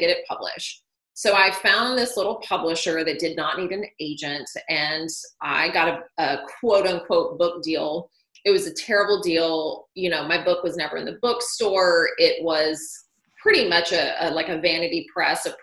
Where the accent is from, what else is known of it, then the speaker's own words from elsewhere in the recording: Nashville, Tennessee, United States; moved away as an adult; also born or lived in Chicago; I grew up in Nashville